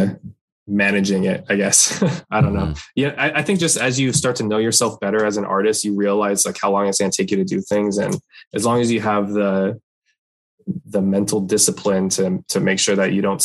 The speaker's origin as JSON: {"language": "English", "town": "Torrance", "region": "California", "country": "United States", "also_born_or_lived": "San Francisco Bay Area", "said": "I'm from Torrance, like South Bay, near Los Angeles, but I went up there for school"}